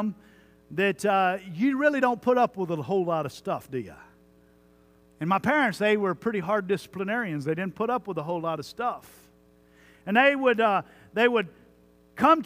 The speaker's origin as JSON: {"language": "English", "town": "Jones Creek", "region": "Texas", "country": "United States", "tie": "born or raised there", "said": "I grew up in Jones Creek, Texas"}